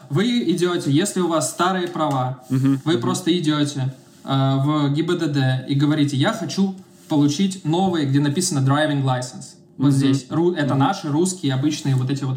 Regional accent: Russia; moved away as an adult; also born or lived in Serbia; now in Belgrade, Serbia; ну из России

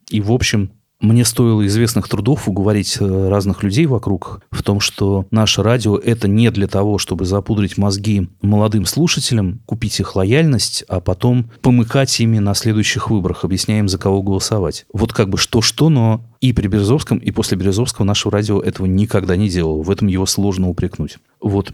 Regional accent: Novomoskovsk, Tula Oblast, Russia; moved away; я человек из Новомосковска, не из московских богемных кругов, потомственный русский интеллигент из провинции

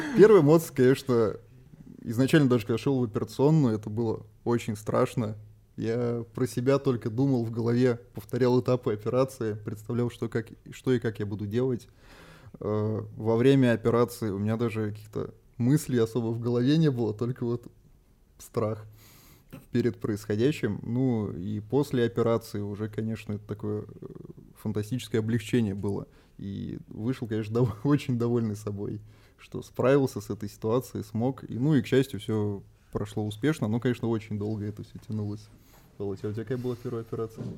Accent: Saint Petersburg, Russia; Я вообще сам родился в Санкт-Петербурге

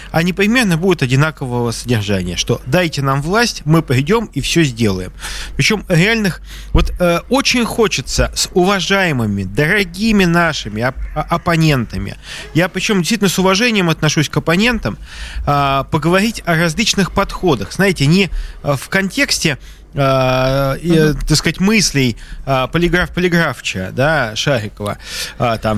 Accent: Saint Petersburg, Russia; я просто как петербуржец даю возможность вам полностью

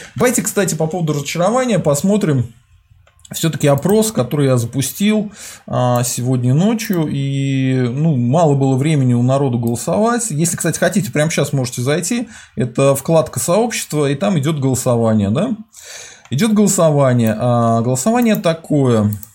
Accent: Volga region, Russia; я с Поволжья

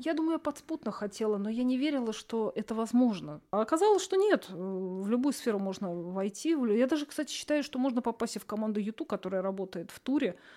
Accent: Russia; я вот из России

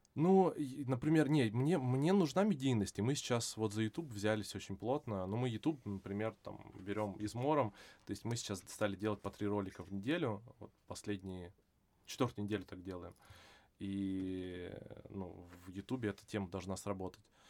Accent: Vladivostok, Primorsky Krai, Russia; moved away; also born or lived in Ireland / Singapore / France; я э, вырос во Владивостоке

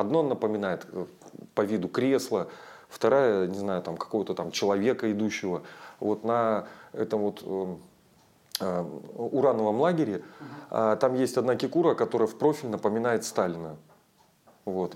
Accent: Provideniya, Chukotka Autonomous Okrug, Russia; also born or lived in Anadyr; я родился и вырос на Чукотке. А, родиной считаю, родился в Анадыре, в столице а, Чукотского автономного округа. Но э, все детство и юность провел в проведении

